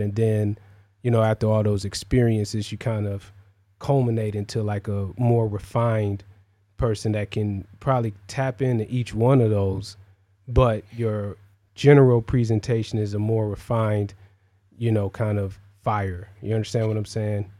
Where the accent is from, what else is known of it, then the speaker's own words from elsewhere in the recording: Cleveland, Ohio, United States; I'm from the Midwest, you know, like Cleveland